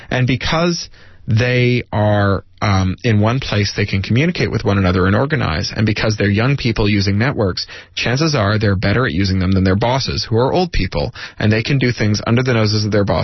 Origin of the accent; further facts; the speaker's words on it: Toronto, Ontario, Canada; I grew up in Canada. I grew up near the Detroit border uh, in Toronto, just two or three hours away